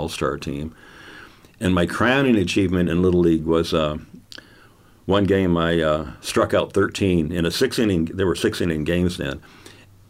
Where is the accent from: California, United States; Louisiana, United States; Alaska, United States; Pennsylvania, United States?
California, United States; Carlsbad; also born or lived in Oceanside, California; Carlsbad has always been my hometown